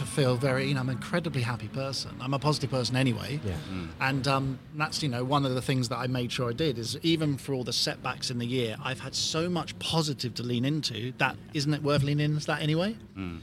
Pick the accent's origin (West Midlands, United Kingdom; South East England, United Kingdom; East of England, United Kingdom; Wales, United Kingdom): East of England, United Kingdom; Hertfordshire; moved away as an adult; now in California, United States; a little British car mechanic growing up in Hertfordshire